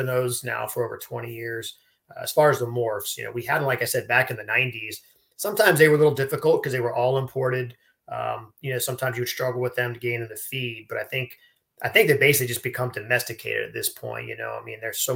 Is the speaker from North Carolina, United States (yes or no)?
no; Florida, United States; I grew up in Florida my whole life, and down in South Florida